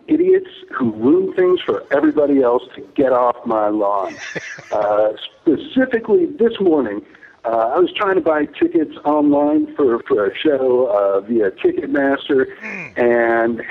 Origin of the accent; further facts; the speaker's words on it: Chicago, Illinois, United States; moved away as an adult; also born or lived in Midwest / Los Angeles; I moved back to my hometown of Chicago